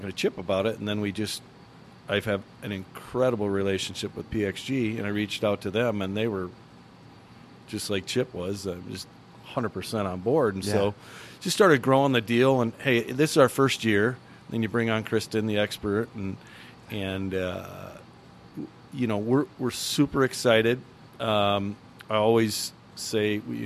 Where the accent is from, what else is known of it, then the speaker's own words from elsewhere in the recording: Rochester, Minnesota, United States; moved away; in my hometown of Rochester, Minnesota